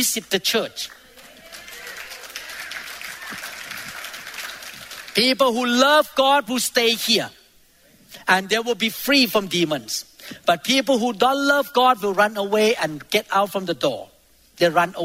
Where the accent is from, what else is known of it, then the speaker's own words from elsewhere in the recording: Thailand; moved away; I used to be in Thailand. I grew up in Thailand